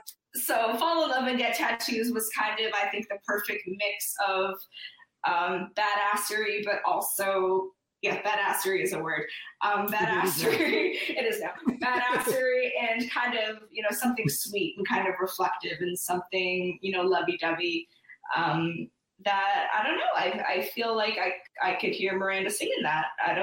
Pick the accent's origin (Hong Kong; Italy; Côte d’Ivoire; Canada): Canada; I feel like I feel like because I'm from Canada, I have to call it New Orleans.